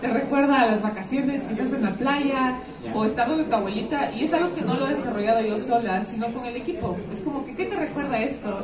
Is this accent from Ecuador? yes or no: yes; Ecuador; uno como ecuatoriano